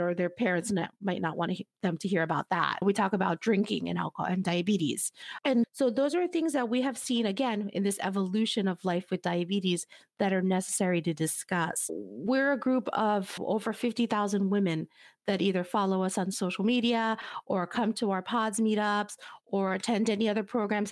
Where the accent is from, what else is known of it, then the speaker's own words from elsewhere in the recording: United States; my family is from Cuba, but I was born here in the United States